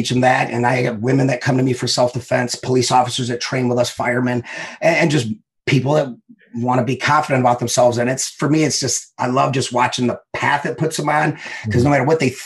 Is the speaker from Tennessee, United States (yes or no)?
no; Detroit, Michigan, United States; I grew up in Southwest Detroit